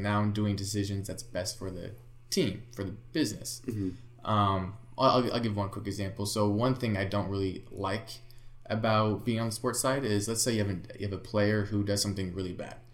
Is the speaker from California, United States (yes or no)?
yes; Bay Area, California, United States; I was born in the Bay Area, so I grew up a Niner fan